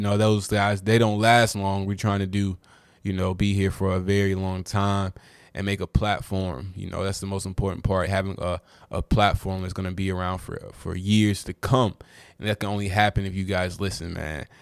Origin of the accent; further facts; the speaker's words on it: Durham, North Carolina, United States; I'm from Durham, so I watched a lot of UNC Duke games.